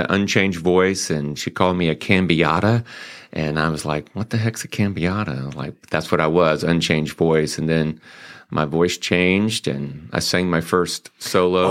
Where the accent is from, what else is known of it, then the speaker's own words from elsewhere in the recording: Greenville, South Carolina, United States; accent: twang; also born or lived in Joliet, Illinois; now in Mansfield, United States; I got my accent from down south in Greenville, South Carolina